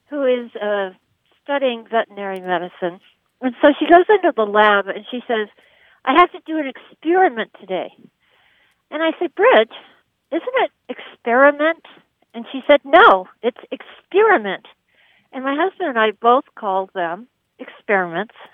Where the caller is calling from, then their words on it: Big Sky, Montana, United States; Big Sky, Montana.